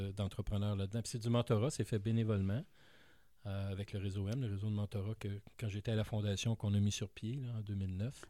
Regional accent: Montreal, Quebec, Canada; J'ai grandi à Montréal, dans l'est de Montréal

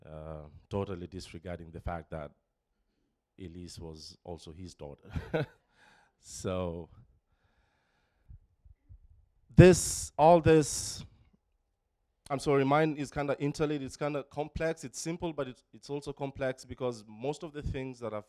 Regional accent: Nairobi, Kenya; moved away; Born and raised in Nairobi, Kenya, to a family of four siblings

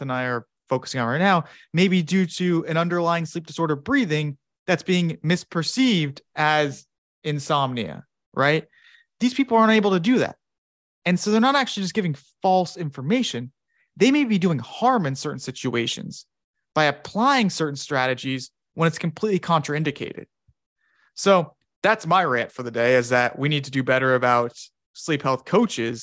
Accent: United States; I'm American

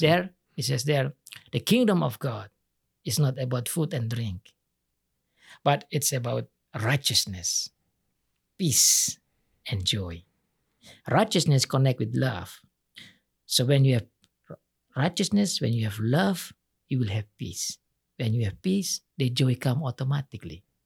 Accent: Indonesia; English is a second language; also born or lived in Sumba Island; in my country, we are only learn how to memorize

